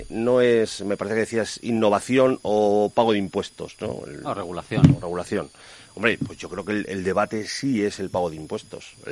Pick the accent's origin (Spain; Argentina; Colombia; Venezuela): Spain